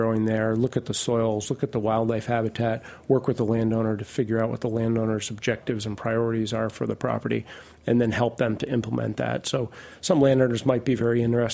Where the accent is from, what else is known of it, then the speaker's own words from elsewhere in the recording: Vermont, United States; moved away as an adult; I grew up in Vermont, and I live not far from where I grew up